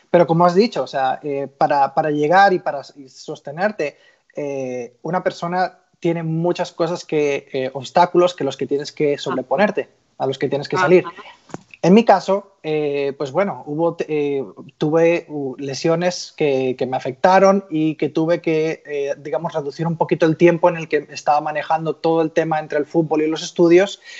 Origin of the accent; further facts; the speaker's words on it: Barcelona, Catalonia, Spain; moved away as an adult; now in United States; como pueden escuchar un poquito por mi acento, aunque ya está un poquito más, más diluido, soy español, nacido en, en Barcelona y vine a Estados Unidos hace como 20 años como futbolista